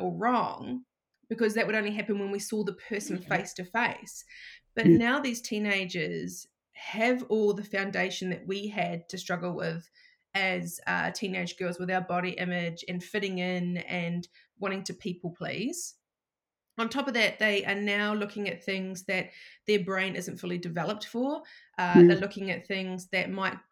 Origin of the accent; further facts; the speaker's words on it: New Zealand; moved away as an adult; now in Shellharbour, Australia; I'm actually from New Zealand and I've been living in Australia for, it'll be 7 years in September